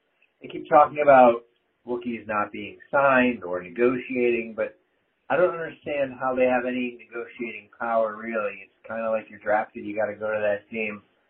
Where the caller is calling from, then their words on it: Westfield, New Jersey, United States; I'm calling from Westfield, New Jersey.